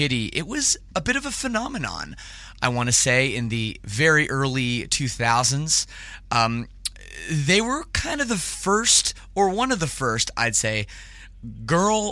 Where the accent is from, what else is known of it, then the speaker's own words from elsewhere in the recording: Canada; I'm from Canada